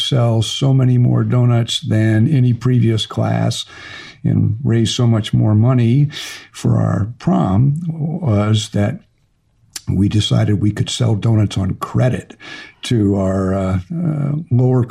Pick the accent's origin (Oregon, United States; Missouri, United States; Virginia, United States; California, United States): Missouri, United States; St. Louis; moved away as an adult; now in Little Rock, United States; I grew up in St. Louis